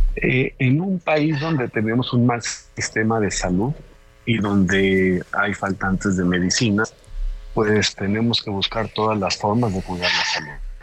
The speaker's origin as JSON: {"language": "Spanish", "country": "Mexico", "said": "como mexicano"}